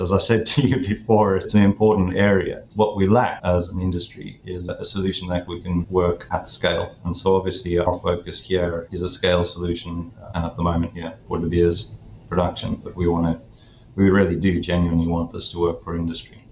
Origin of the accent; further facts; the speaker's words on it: South Africa; moved away as an adult; now in London, United Kingdom; I'm based now in London, the UK, but from my accent, you might understand that I originate from South Africa. So I grew up in South Africa